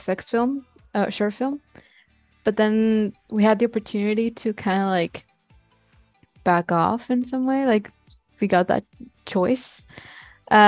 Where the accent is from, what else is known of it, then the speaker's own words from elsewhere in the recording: Mexico; also born or lived in Monterrey; we're all from Mexico